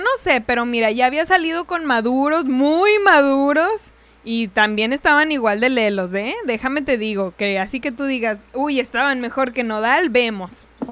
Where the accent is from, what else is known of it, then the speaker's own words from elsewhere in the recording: Ciudad Juárez, Chihuahua, Mexico; moved away; De por sí vengo de allá de Ciudad Juárez, estamos relativamente cerca y el, el acento más o menos pues se comparte